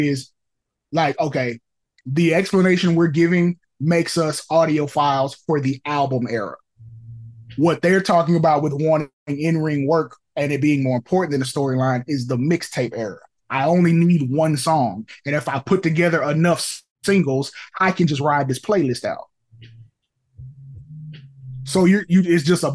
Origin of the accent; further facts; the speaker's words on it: the South, United States; we are from the South